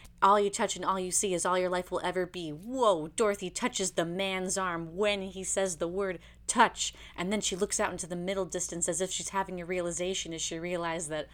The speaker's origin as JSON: {"language": "English", "region": "Illinois", "country": "United States", "tie": "born or raised there", "also_born_or_lived": "Miami", "moved": "yes", "said": "I grew up in the Midwest, in Illinois."}